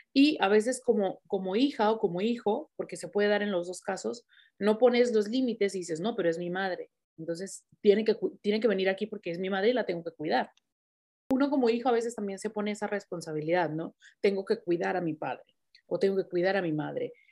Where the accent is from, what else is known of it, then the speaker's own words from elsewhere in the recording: Mexico; moved away; yo soy mexicana